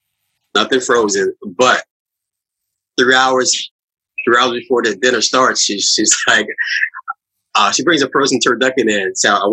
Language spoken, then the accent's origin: English; New Orleans, Louisiana, United States; moved away as an adult; also born or lived in Metairie, Louisiana / Atlanta / New York; I'm from the Mecca of food, New Orleans, Louisiana.